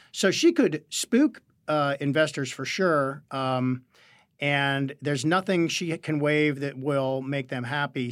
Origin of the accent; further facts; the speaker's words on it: Western Pennsylvania, United States; I'm from Western Pennsylvania